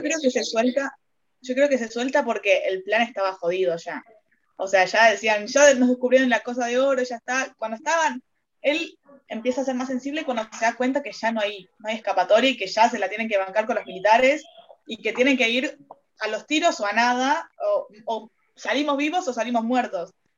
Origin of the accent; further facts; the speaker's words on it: Argentina; yo como argentina